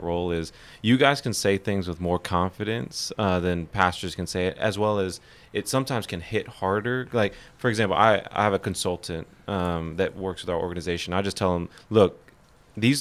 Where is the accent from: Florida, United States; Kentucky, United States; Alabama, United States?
Kentucky, United States; Louisville; now in Dallas, United States; I grew up predominantly with like African Americans on a basketball team in Louisville